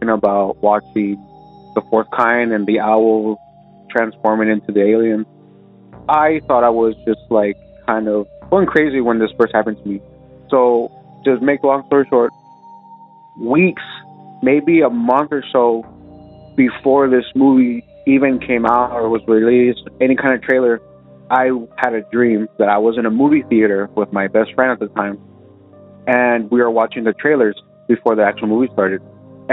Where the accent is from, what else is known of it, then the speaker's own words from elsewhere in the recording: South Texas, United States; I was from South Texas, but yeah, I'm from South Texas.